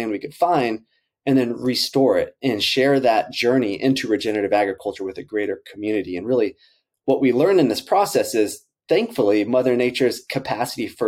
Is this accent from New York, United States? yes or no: no; Central Texas, United States; Robby and I grew up in Central Texas